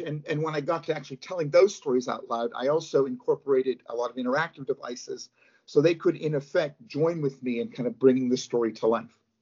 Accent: Pittsburgh, Pennsylvania, United States; now in United Kingdom; I live in the UK uh, and have lived here for many years, but I'm from Pittsburgh, Pennsylvania, originally

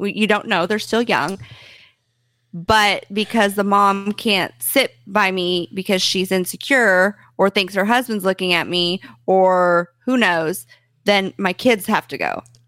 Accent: Lawrence, Kansas, United States; I'm from Kansas

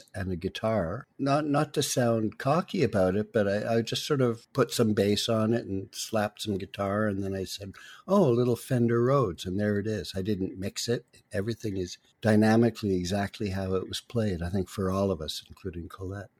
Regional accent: Quebec, Canada; now in Toronto, Canada; I'm from Quebec.

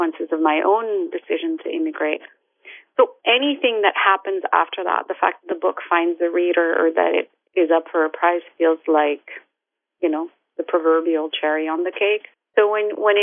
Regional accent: Morocco; English is a second language; moved away as an adult; also born or lived in London, United Kingdom; now in United States; I was born and raised in Morocco

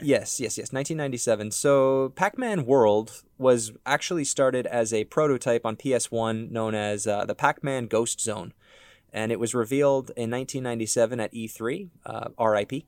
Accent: Ontario, Canada; we're from Ontario, Canada

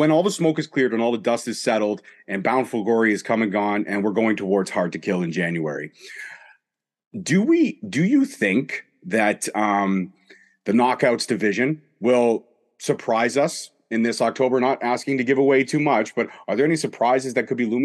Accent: Canada; I'm a Canadian

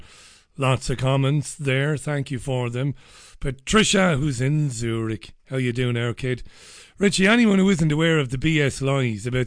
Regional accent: Waterford, Munster, Ireland; moved away as an adult; I come from Waterford City. I've not lived in Waterford for 20 years, but I come from Waterford

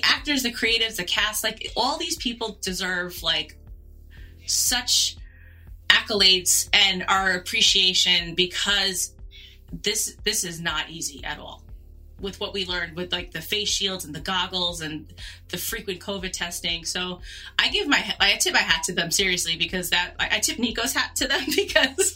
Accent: New York City, New York, United States; also born or lived in Long Island; being a New Yorker

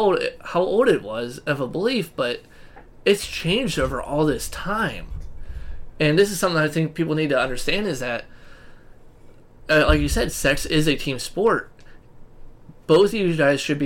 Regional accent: United States; We're American

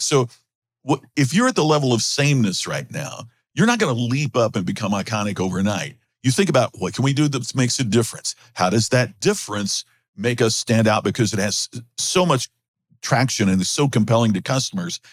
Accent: Crothersville, Indiana, United States; I grew up in the very rural part of Indiana, uh, near Louisville, Kentucky, just on the, you know, southern part of the state. And my folks owned the only grocery store in Crothersville, Indiana, my hometown

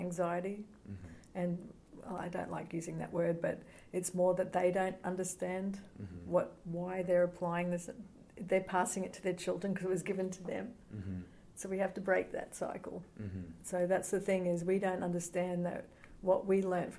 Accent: Australia; now in United States; I'm an Australian too

